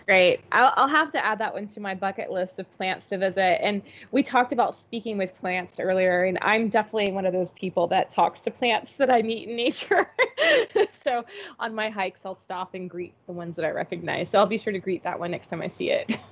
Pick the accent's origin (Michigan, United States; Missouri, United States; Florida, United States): Florida, United States; growing up in Florida